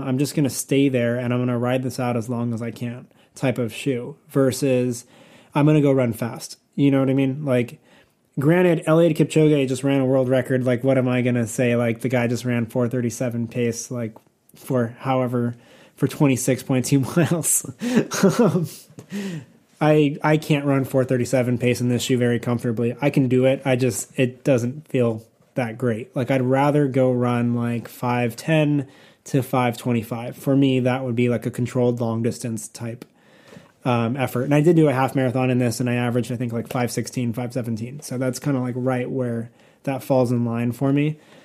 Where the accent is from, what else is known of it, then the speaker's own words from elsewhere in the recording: California, United States; I'm from California